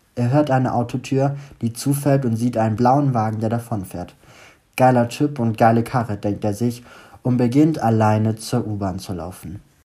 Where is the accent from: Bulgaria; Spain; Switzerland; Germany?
Germany; Stuttgart, Baden-Württemberg; now in Düsseldorf, Germany; ich gerade wieder in meiner Heimat bin in Stuttgart.